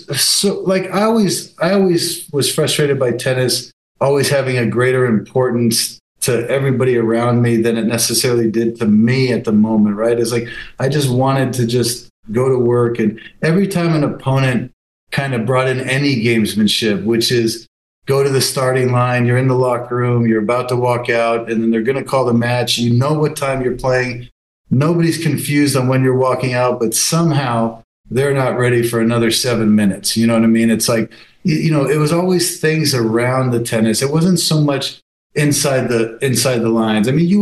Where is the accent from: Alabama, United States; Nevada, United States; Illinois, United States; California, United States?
Nevada, United States; Las Vegas; Let me start by saying I'm such a Veganite. I'm such a homegrown, you know, Vegas is so in my blood that my team is the team I'm betting on.